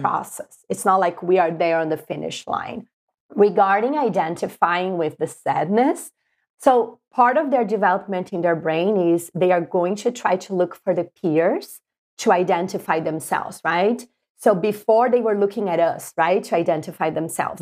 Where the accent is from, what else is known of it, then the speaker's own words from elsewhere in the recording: Brazil; moved away as an adult; now in United States; I'm from Brazil, and I came to the U S in two thousand six.